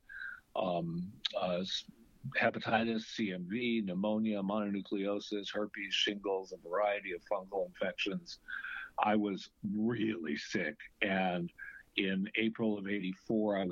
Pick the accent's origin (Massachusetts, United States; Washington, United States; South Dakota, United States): Massachusetts, United States; Andover; also born or lived in Lawrence, Massachusetts; I was born in Lawrence, Massachusetts. I was raised on the campus of Phillips Academy, Andover